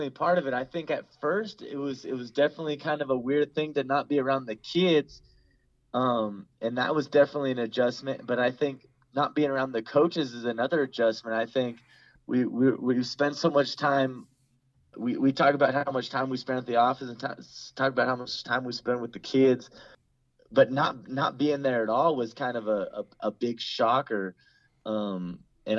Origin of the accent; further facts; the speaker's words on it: California, United States; I'm from California